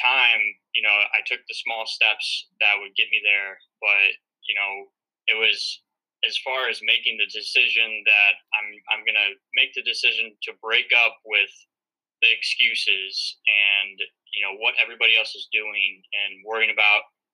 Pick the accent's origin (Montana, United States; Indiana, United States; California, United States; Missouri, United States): Missouri, United States; St. Louis; moved away as an adult; now in north of New York City, United States; I'm from St. Louis, Missouri.